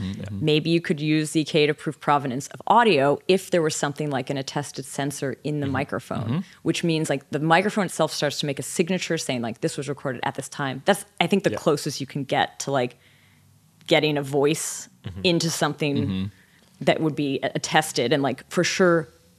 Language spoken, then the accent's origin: English; Canada; accent: generic North American; I think I have sort of a generic North American accent, but I am from Canada.